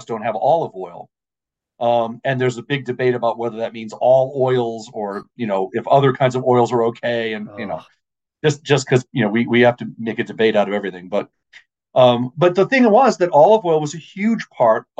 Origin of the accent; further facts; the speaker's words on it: Maine, United States; I grew up in Maine.